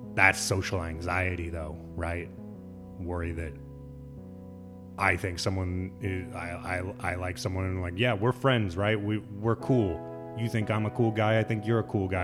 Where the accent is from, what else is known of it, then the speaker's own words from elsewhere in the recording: Lincoln, Nebraska, United States; moved away; my hometown, Lincoln, Nebraska